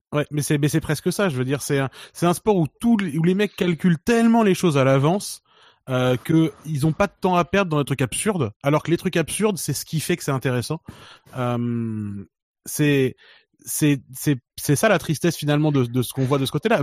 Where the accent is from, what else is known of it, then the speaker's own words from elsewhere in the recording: France; on est français